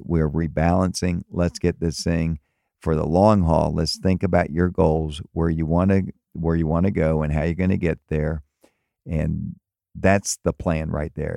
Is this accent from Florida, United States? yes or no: yes; Tampa and Miami, Florida, United States; also born or lived in Maryland; now in Fort Myers, United States; I grew up in Tampa and Miami and moved to Maryland for twenty years